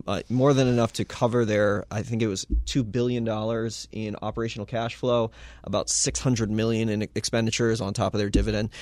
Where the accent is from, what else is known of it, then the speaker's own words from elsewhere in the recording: United States; we in the United States, a, as American investors